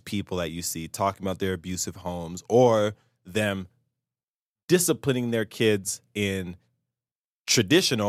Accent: Salt Lake City, Utah, United States; I grew up in Salt Lake. I was a city kid.

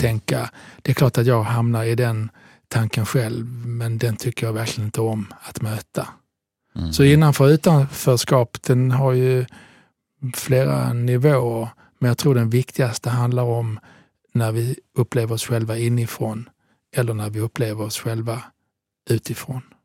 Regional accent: Southern Italy, Italy; now in Sweden; jag är född i södra Italien

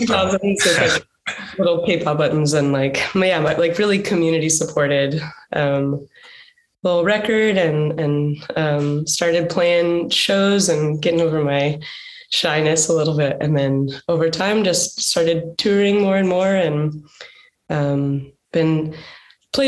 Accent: Dallas, Texas, United States; also born or lived in Los Angeles area; now in Los Angeles, United States; So I grew up in Texas. I'm from like the Dallas area, and I live outside of LA now

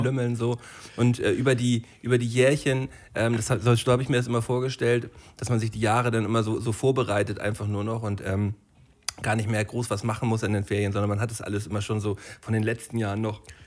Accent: Flensburg, Schleswig-Holstein, Germany; von so einer dänischen Schule bei uns in Flensburg

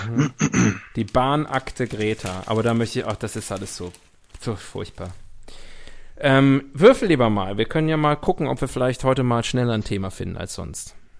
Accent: West Germany, Germany; Ich bin aus dem Westen. Ich bin mit dem Kapitalismus aufgewachsen

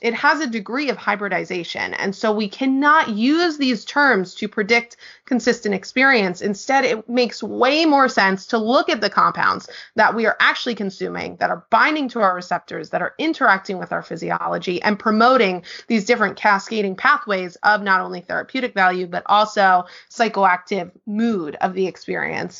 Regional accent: New York, United States; now in Portland, United States; I am originally from New York, based in Portland, Oregon

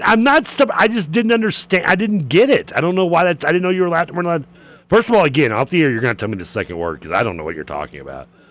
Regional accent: Louisville, Kentucky, United States; growing up in Briarwood

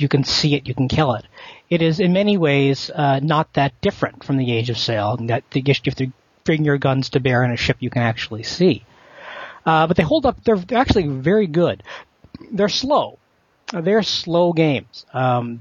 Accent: Canada; I'm a Canadian host.

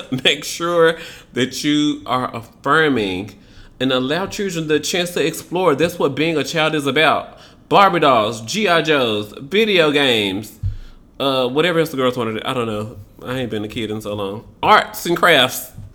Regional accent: Memphis, Tennessee, United States; Memphis, Tennessee, Lord Jesus Christ, my hometown

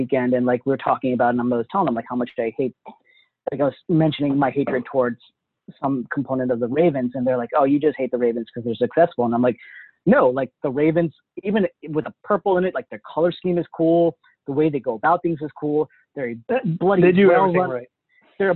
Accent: Washington, District of Columbia, United States; I'm from DC. I am not from Baltimore.

